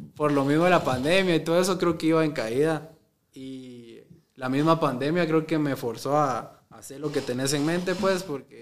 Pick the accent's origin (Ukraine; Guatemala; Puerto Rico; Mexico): Guatemala; Amatitlán, Guatemala Department; Yo soy de Amatitlán